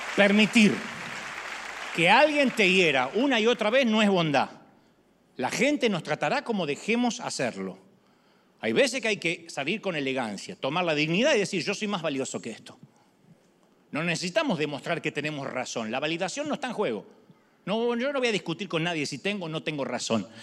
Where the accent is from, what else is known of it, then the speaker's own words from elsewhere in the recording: Argentina; soy argentino